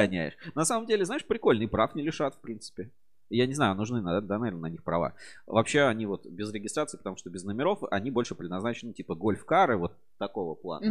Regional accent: Kamyshin, Volgograd Oblast, Russia; предприятие в родном городе

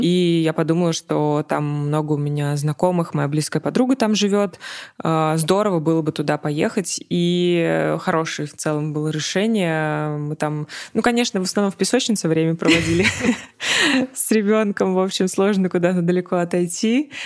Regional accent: Russia; moved away; мы из России.

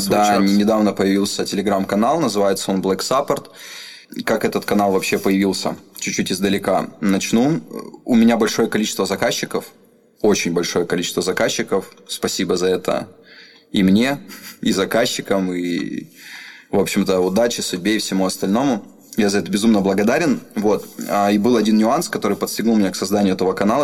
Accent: Rostov-on-Don, Rostov Oblast, Russia; я родился в Ростове, в ЦГБ

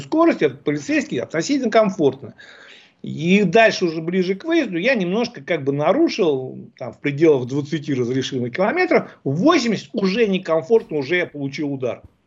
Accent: Ufa, Bashkortostan, Russia; сами из Уфы

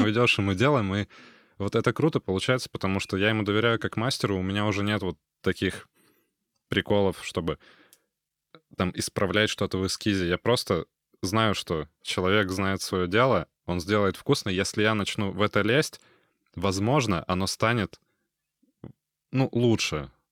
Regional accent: Kurgan, Kurgan Oblast, Russia; now in Kaliningrad, Russia; Я, например, из Кургана уехал в 2008 м

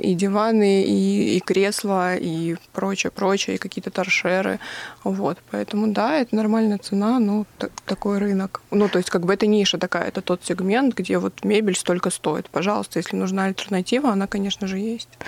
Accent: Vladikavkaz, North Ossetia–Alania, Russia; прославлять свою родину, откуда я родом

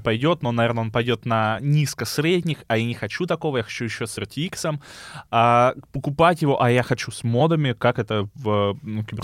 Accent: Chernozemye, Central Black Earth Region, Russia; я из Черноземья

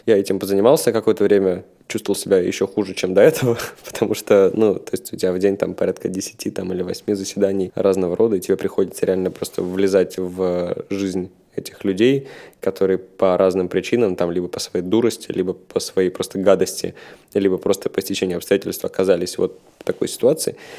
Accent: Saint Petersburg, Russia; Я рос в Санкт-Петербурге, я сам родом из Питера

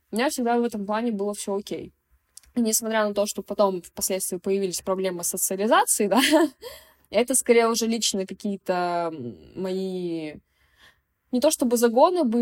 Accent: Moscow, Russia; у меня с самого детства было понимание того, что я из Москвы, и мои родители, ну, мать с Москвы, отец с Тульской области

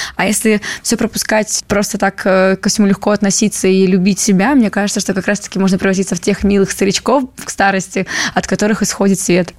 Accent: Moscow, Russia; also born or lived in Petropavlovsk-Kamchatsky, Kamchatka; я переехала с Камчатки, когда мне было 8 лет. И всю свою осознанную полноценную жизнь я живу в Москве

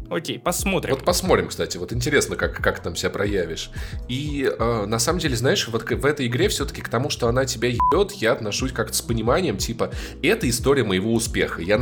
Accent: Russia; мы из э, холодной заснеженной России

